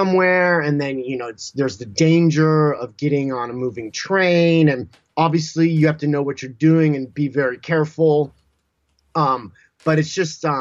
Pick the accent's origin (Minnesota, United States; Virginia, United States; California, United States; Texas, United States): California, United States; Southern; I grew up in Southern California